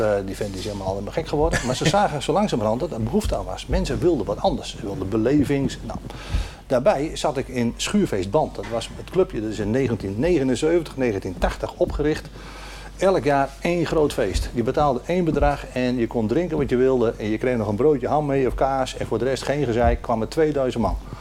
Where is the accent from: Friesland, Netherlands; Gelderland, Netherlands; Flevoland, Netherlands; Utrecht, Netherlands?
Flevoland, Netherlands; Noordoostpolder; ik ben hier geboren en getogen in de Noordoostpolder